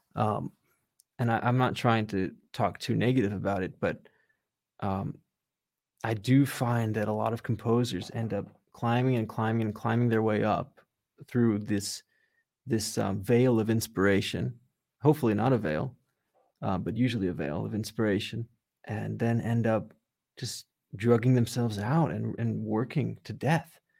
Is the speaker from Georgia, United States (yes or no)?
no; Redondo Beach, California, United States; also born or lived in New York; I grew up in Redondo Beach in, um, yeah, just, just, like, thirty minutes outside of downtown Los Angeles